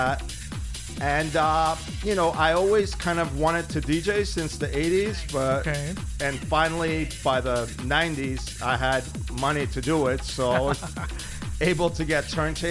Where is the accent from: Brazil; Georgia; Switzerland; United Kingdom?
Georgia; Tbilisi; moved away; Tbilisi. I came from Georgia.